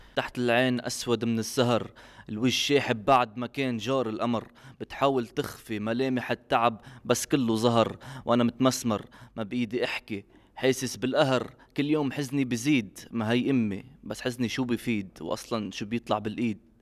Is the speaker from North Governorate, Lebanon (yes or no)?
yes; Tripoli, North Governorate, Lebanon; انا ولدت خلقت آه، وربيت بلبنان